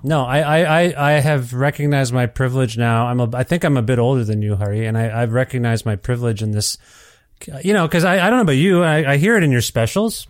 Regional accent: Canada; born or raised there

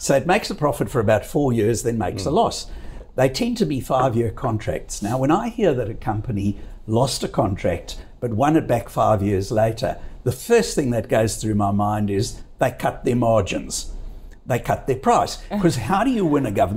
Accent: South Africa; now in Australia; I come from, as you know from my accent, from a country that used to produce 85% of all the world's gold

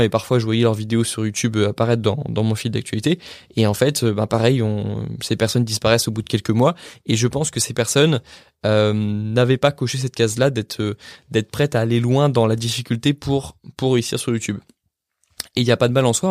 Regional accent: France; en tant que bon français

